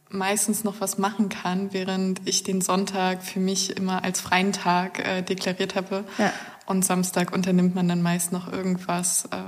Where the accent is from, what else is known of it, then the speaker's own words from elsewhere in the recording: Brandenburg, Germany; Ich komme aus einem winzigen Dorf im Nordosten Brandenburgs.